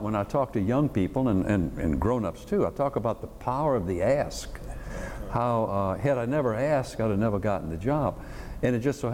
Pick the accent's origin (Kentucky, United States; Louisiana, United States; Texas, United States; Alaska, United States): Louisiana, United States; Thibodaux; also born or lived in Baton Rouge, Louisiana; So I was born on the blacktop side of Bayou Lafourche, about 3 miles from Thibodaux and about a mile from Lafourche Crossing. That puts you right there. And I grew up in Thibodaux.